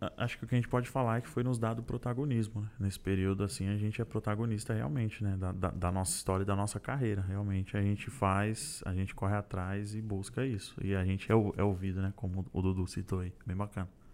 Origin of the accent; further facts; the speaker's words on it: Santo André, São Paulo, Brazil; sou de Santo André, do Grande ABC Paulista